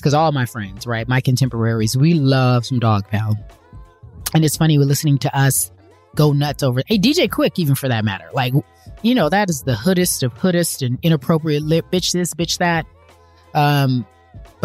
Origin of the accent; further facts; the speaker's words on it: Pasadena, California, United States; also born or lived in Los Angeles; I'm from LA. I grew up in Pasadena, but, you know, went to UCLA, born and raised